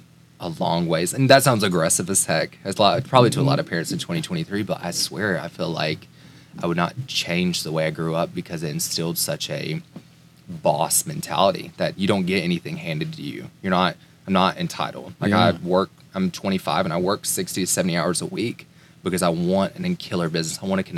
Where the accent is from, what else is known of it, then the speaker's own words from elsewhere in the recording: Tuscaloosa, Alabama, United States; I grew up in Tuscaloosa, Alabama, Roll Tide.